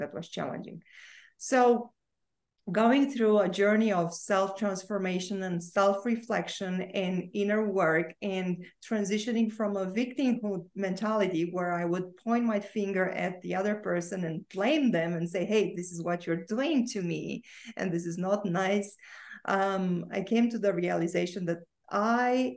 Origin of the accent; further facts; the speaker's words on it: Romania; I was born and I grew up in Romania